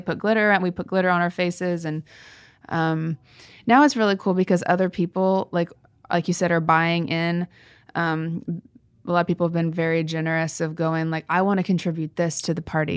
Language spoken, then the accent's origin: English; Kansas, United States; moved away; We go back to my hometown, and Kansas